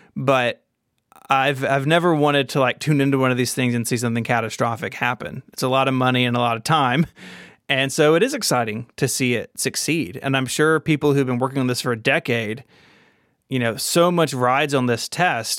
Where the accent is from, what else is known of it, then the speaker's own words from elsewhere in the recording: the South, United States; I'm from the South.